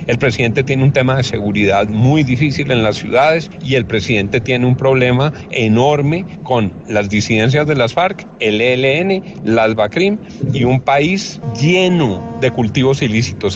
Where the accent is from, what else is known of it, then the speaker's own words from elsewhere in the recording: Colombia; como colombiano